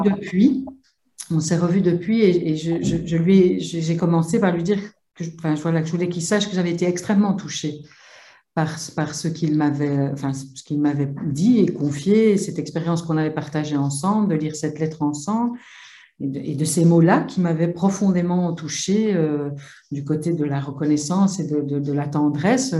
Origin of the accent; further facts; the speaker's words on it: Belgium; je viens de Belgique